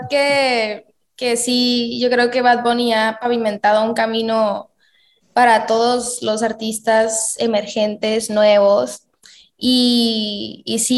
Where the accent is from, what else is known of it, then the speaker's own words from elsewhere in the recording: Mexico; also born or lived in United States; Yo crecí la mayor, o sea, la mayor parte de mi infancia fue en Estados Unidos. Pero obviamente para mí es, es, muy importante representar a mi país, ¿no? Entonces trato de, obviamente, de apoyarme a, a mi país que es México